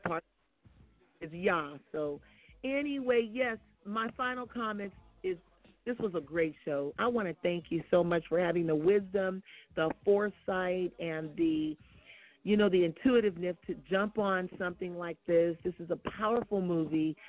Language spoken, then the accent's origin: English; Oakland, California, United States; I come from Oakland